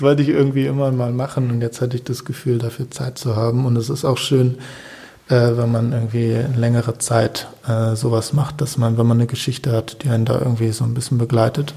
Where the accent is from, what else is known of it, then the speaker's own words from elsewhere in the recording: Berlin, Germany; moved away; also born or lived in Cologne; aufgewachsen bin ich in Berlin, mhm. also so. ge geboren in Köln, aber von Köln erinnere ich mir erinnere ich jetzt nicht mehr so viel. Ähm, und ja, in Berlin Friedenau